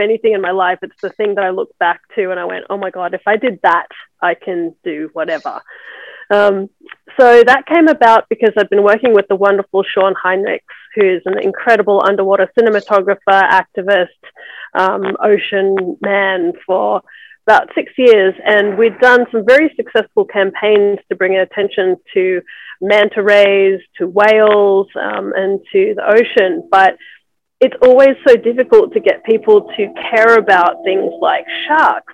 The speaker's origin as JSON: {"language": "English", "country": "Australia", "tie": "born or raised there", "also_born_or_lived": "Byron Bay, Australia", "moved": "as an adult", "lives_now": "Los Angeles, United States", "said": "I'm in Los Angeles. I've been here for the last 11 years, but I grew up mainly in Australia."}